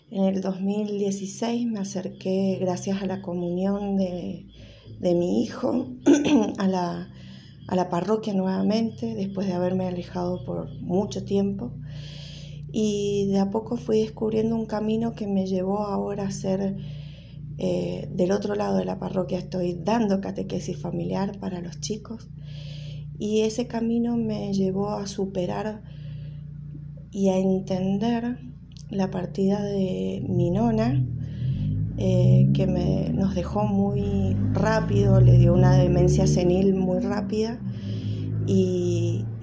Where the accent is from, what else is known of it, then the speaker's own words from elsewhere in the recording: Guaymallén, Mendoza, Argentina; Soy de Mendoza, parroquia San José de Guaymallén.